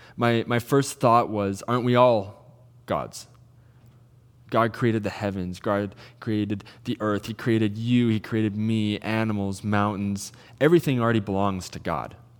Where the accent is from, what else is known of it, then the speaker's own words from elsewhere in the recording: Salmon Arm, British Columbia, Canada; I'm originally from Salmon Arm